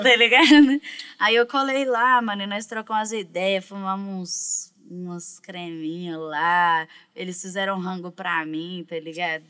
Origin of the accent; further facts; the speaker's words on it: Minas Gerais, Brazil; also born or lived in São Paulo; eu sou mineira